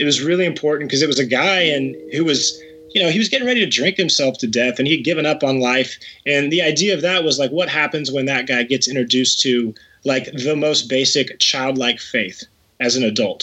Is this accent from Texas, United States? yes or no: yes; Texas, United States; I grew up in Texas